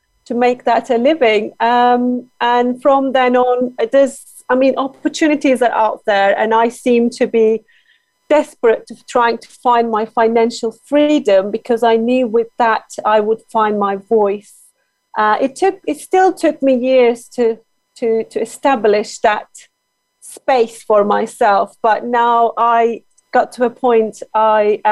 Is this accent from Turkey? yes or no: yes; Turkey; English is a second language; moved away as an adult; now in London, United Kingdom; I am originally from Turkey myself.